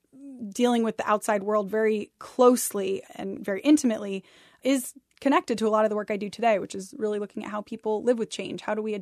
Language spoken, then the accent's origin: English; Ithaca, New York, United States; Yeah, I grew up in Ithaca, New York, and my mother had bought a house on the edge of Cayuga Lake that was an old fishing shack and it had a dirt floor and an outhouse.